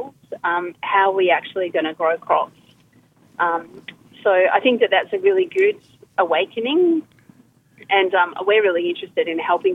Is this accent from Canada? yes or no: no; Gippsland, Victoria, Australia; I come from Gippsland where they have high rainfall country.